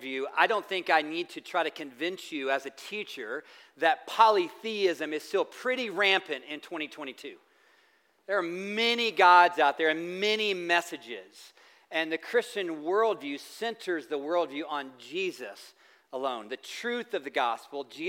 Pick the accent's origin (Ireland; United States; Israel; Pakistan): United States; the South; I'm from the South